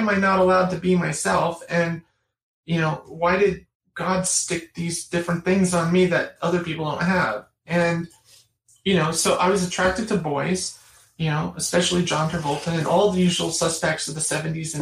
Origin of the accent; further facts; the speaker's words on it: the Catskill region, New York, United States; the area I grew up